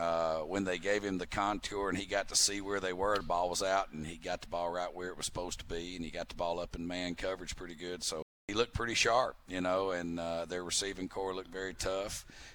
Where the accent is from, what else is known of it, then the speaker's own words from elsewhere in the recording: United States; moved away as an adult; now in Edmonton, Canada; I'm from the States